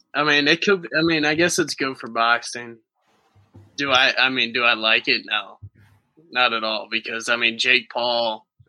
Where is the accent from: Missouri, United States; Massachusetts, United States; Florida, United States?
Missouri, United States; Jefferson County, near St. Louis; it's right in my hometown